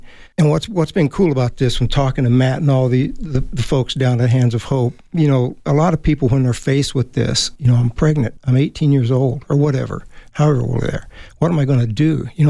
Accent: Germany; born or raised there

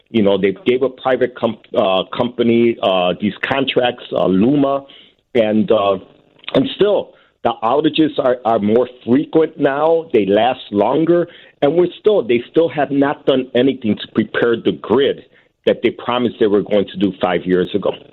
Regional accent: Puerto Rico; now in United States; we are still American citizens in Puerto Rico

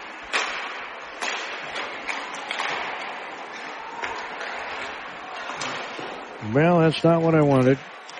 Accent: Spring Valley, Minnesota, United States; I grew up in Spring Valley, Minnesota

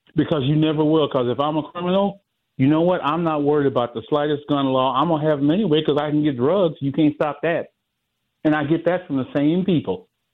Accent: the South, United States; now in Milwaukee, United States; I'm from the South and I moved up here

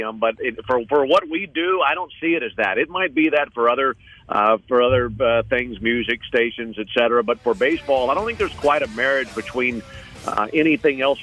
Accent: the South, United States; I'm from the South

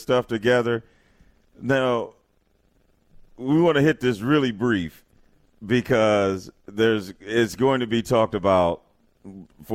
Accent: East St. Louis, Illinois, United States; I'm from East St. Louis

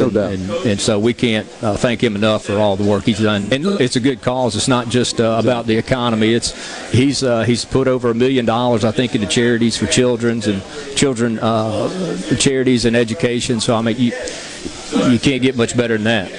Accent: Gulf Coast, Mississippi, United States; I grew up on the Gulf Coast

